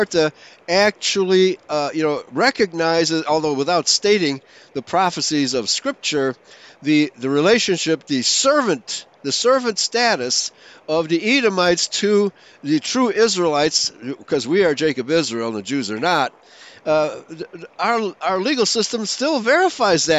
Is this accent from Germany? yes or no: yes; Germany; now in United States; I was born in Germany